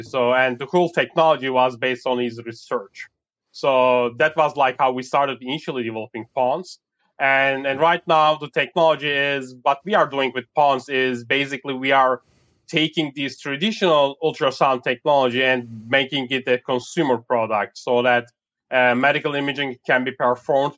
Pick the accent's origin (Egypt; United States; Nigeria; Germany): Germany; I grew up in Germany